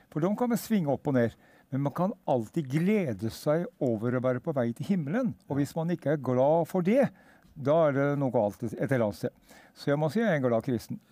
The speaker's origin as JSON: {"language": "Norwegian", "area": "Hedmarken", "region": "Innlandet", "country": "Norway", "tie": "born or raised there", "also_born_or_lived": "Østfold", "moved": "yes", "lives_now": "Sarpsborg, Norway", "said": "jeg er egentlig født og oppvokst på Hedmarken"}